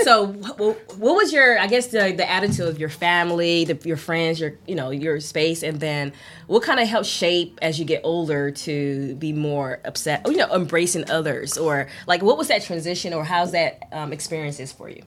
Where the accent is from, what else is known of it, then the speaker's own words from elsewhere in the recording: Miami, Florida, United States; growing up in in you know Miami here